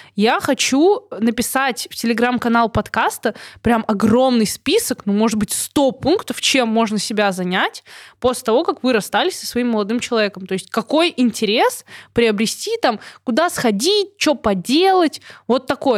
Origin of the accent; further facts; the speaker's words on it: Belarus; я тоже из Беларуси